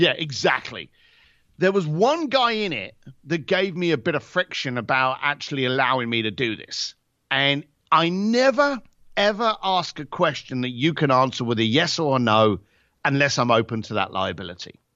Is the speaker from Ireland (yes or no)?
yes; Ireland; also born or lived in Britain; as an Irish lad